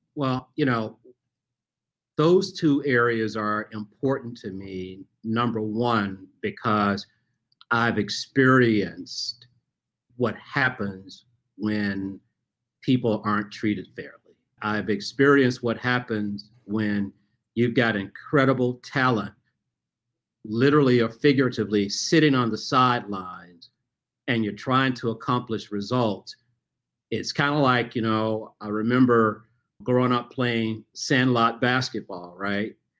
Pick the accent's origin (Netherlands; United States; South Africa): United States; Memphis, Tennessee; I grew up in Memphis, Tennessee